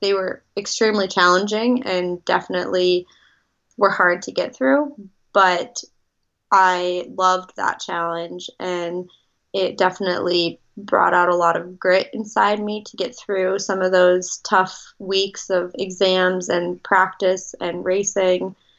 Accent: Midwest, United States; Growing up in the Midwest, I was very much of a homebody and loved everything that had to do with being around my family and what I was used to.

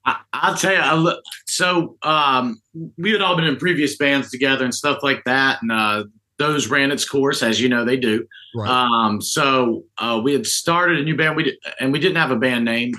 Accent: North Carolina, United States; also born or lived in Statesville, North Carolina / Winston-Salem, North Carolina / Charlotte, North Carolina; North Carolina native. Uh, grew up in Statesville, Winston, and Charlotte

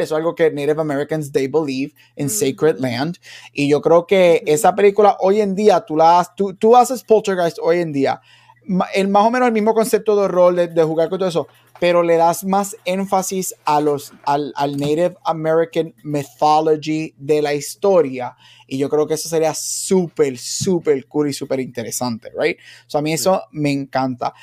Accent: Aguadilla, Puerto Rico; yo me crié, yo, soy de Aguadilla

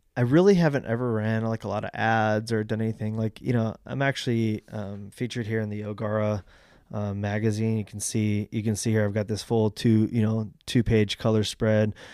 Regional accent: Fallbrook, California, United States; I grew up in Fallbrook.

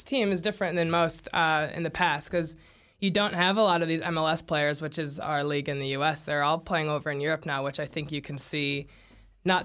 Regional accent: St. Louis, Missouri, United States; moved away as an adult; now in New Zealand; he's from my hometown, obviously, and we've got two St. Louis kids on the men's team.

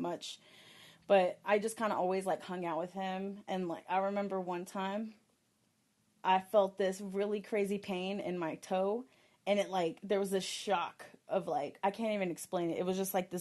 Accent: Texas, United States; now in Colorado, United States; I'm from Texas. I'm born and raised from Texas

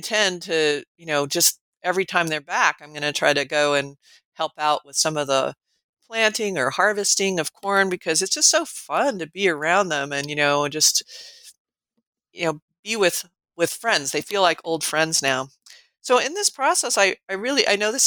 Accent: Colorado, United States; moved away as an adult; also born or lived in California / New Mexico; now in Nebraska, United States; I grew up in Colorado

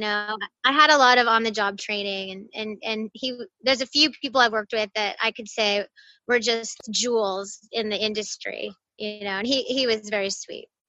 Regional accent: Pasadena, California, United States; I'm from Pasadena, oh, California. Yeah, I'm a LA girl, and yeah, never went really far from here

